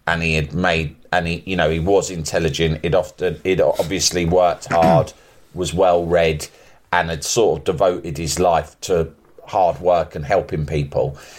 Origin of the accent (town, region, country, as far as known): London, United Kingdom; born or raised there; accent: English